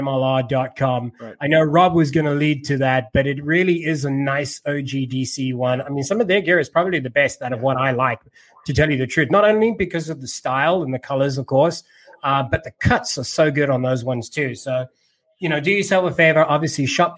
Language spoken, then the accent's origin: English; South Africa; now in United States; I'm from South Africa